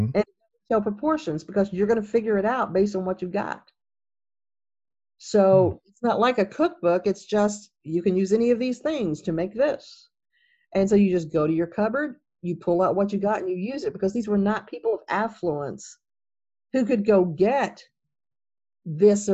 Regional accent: Kentucky, United States; now in California, United States; I'm from Kentucky

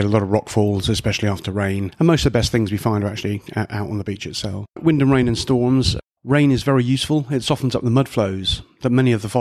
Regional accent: Taunton, South West England, United Kingdom; I'm from Taunton, so 28 miles away

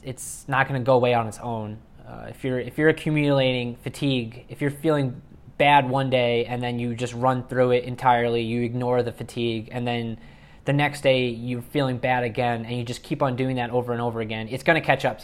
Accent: New York, United States; I'm originally from New York

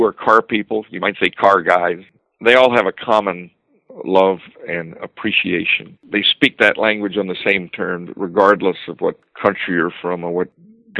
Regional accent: Florida, United States; I grew up in Florida

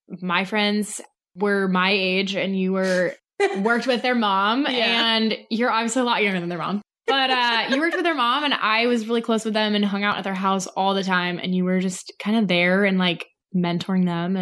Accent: Sacramento, California, United States; moved away; Northern California in Sacramento, lived on a fruit farm and out in the middle of nowhere, didn't have cable

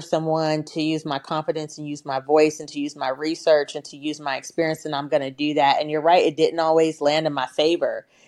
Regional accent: Portland, Oregon, United States; I grew up in Northeast Portland in the eighties, Portland, Oregon

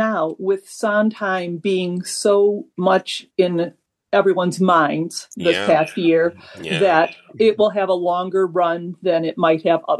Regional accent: Plymouth, Michigan, United States; I'm from Plymouth, Michigan

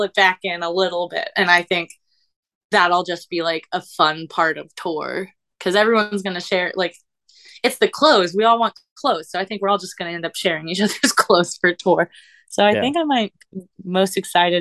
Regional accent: Orlando, Florida, United States; now in Philadelphia, United States; I am originally born and raised in Orlando, Florida

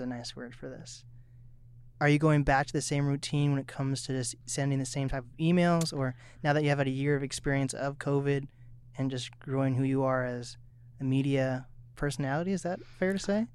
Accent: Seattle, Washington, United States; moved away as an adult; now in Snohomish, United States; I grew up in East Seattle

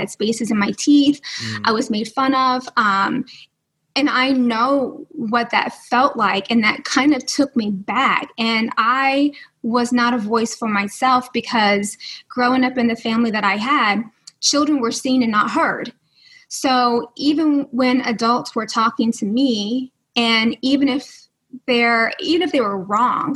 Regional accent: New York, United States; I'm from New York.

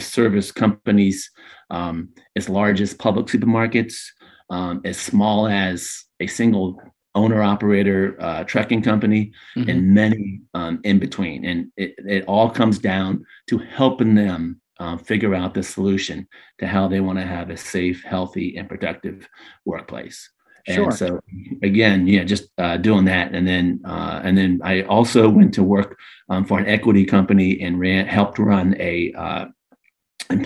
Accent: Daytona Beach, Florida, United States; also born or lived in Orlando; I'm a true Floridian, born and raised in Daytona Beach

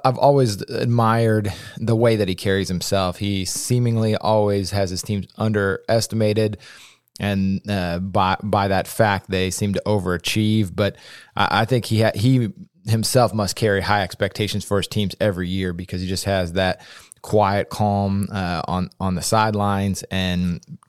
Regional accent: a small Indiana town, United States; my hometown

